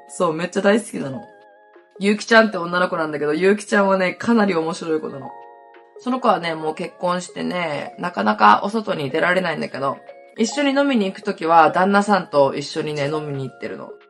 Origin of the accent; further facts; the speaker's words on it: Hokkaido, Japan; accent: Hokkaido dialect; どさんこ、北海道弁丸出しで